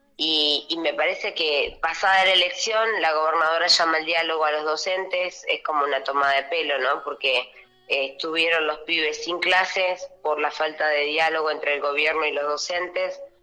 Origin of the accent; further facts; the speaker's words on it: Allen, Río Negro, Argentina; mi pueblo